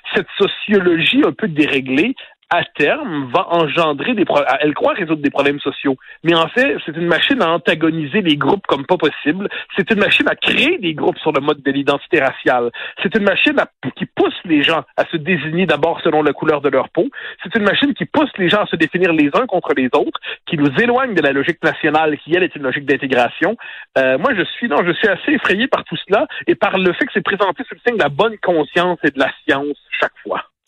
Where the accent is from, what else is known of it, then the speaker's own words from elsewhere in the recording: North Shore of Montreal, Quebec, Canada; moi qui viens de la rive nord de Montréal